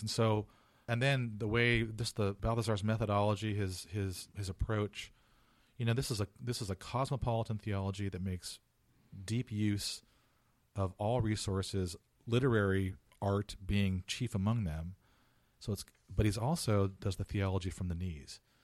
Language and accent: English; Fullerton, California, United States; moved away as an adult; also born or lived in San Mateo, California; now in Chicago, United States; I was born in, in San Mateo, but I was raised in Orange County, Full, Fullerton, California